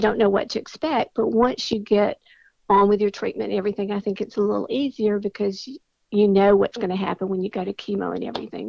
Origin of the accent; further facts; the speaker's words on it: Mobile, Alabama, United States; I was born and raised in Mobile